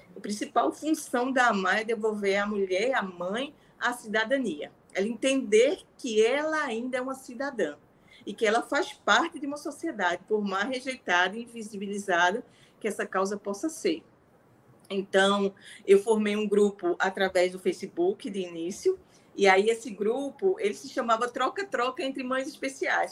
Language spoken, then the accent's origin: Portuguese; São Bento do Una, Pernambuco, Brazil; moved away as an adult; now in Recife, Brazil; Eu sou uma mulher vinda do interior de Pernambuco